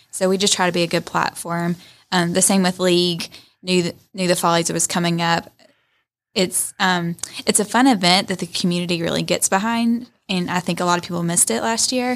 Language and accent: English; Rome, Georgia, United States; I'm from Rome. Like, my friends in college always gave me a hard time about being diehard Rome